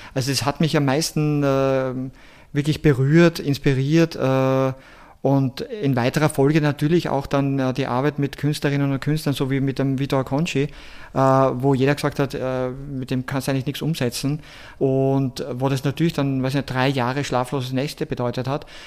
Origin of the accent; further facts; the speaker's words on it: Seckau, Styria, Austria; moved away as an adult; also born or lived in Graz / Mexico City / New York City / Paris; meine ganze Kindheit aufgewachsen bin in Seckau, Obersteiermark